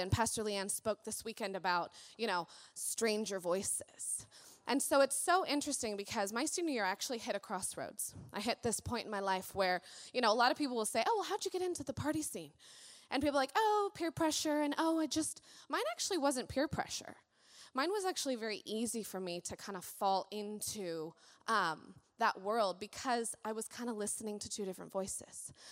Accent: Colorado Springs, Colorado, United States; born there; I was born in Colorado Springs, and um, I had kind of the unfortunate event of my biological father left when I was six, six and a half.

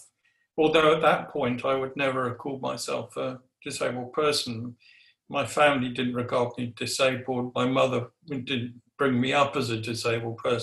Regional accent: Guernsey; now in Nottingham, United Kingdom; I was brought up in Guernsey, so I'm an islander.

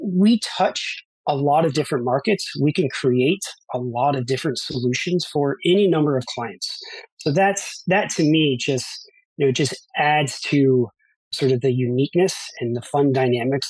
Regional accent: Baltimore, Maryland, United States; also born or lived in New York; I grew up in Baltimore, Maryland

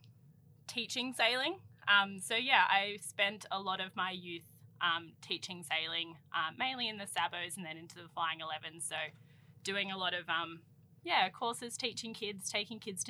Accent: Sydney, New South Wales, Australia; I grew up sailing on Sydney Harbour

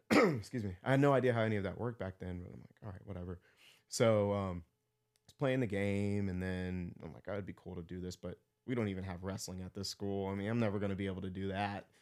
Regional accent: Texas, United States; born or raised there; now in Pittsburgh, United States

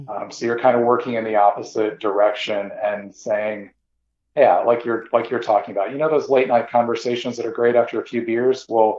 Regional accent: Midwest, United States; My own particular background, I grew up primarily in the Midwest.

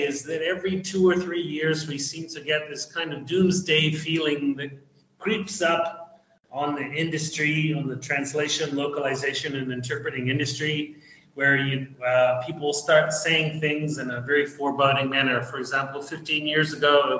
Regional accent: New Zealand; moved away as an adult; now in Argentina; I'm originally from New Zealand, although I have been living in Latin America, specifically Argentina, for almost 30 years now.

